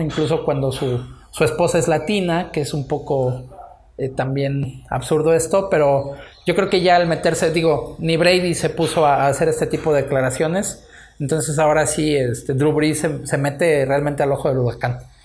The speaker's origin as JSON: {"language": "Spanish", "country": "Mexico", "said": "a nosotros así como, como mexicanos"}